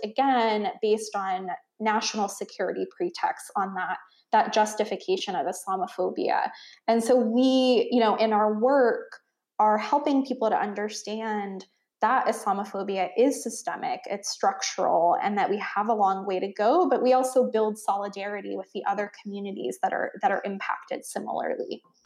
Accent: Cumberland, Maryland, United States; now in Boston, United States; I was growing up in Cumberland, Maryland, which is in the Appalachian Mountains in the western part of Maryland

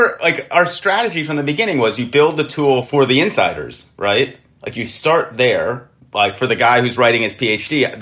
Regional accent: United States; we have as American Jews

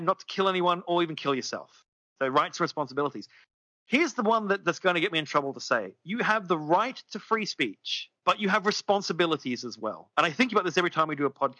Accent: Australia; I'm an Australian.

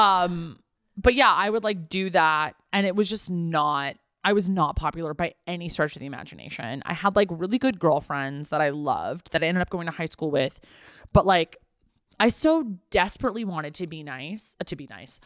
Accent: the San Fernando Valley, California, United States; growing up in the Valley

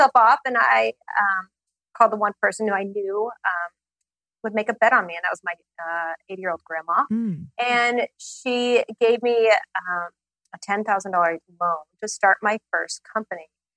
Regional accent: Portland, Oregon, United States; moved away as an adult; also born or lived in Los Angeles; I grew up in Portland, Oregon

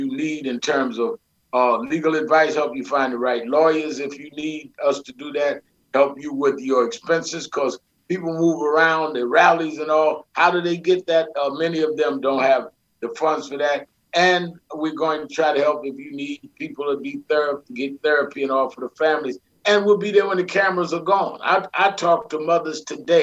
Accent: New York City, New York, United States; I grew up in Brooklyn, New York

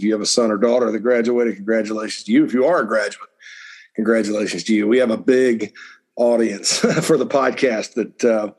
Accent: Spartanburg, South Carolina, United States; From my hometown of Spartanburg

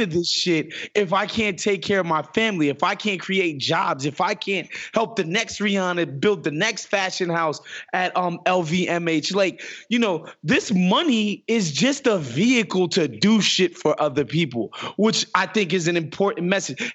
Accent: New York City, New York, United States; I grew up in Queens Village, which is the adjacent neighborhood to Hollis

